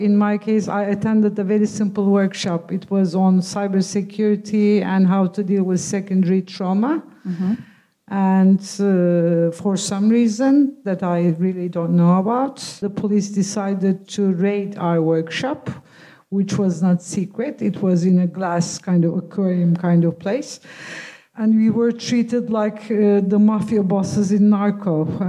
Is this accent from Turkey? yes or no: yes; Turkey; It was more restrictive in some ways, but I belong to a more secular kind of culture. So it was very democratic and liberal and similar to Britain.